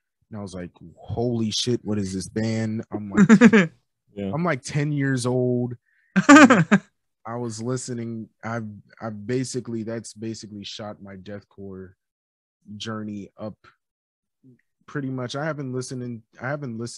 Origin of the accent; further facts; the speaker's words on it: New York City, New York, United States; I grew up in Queens, New York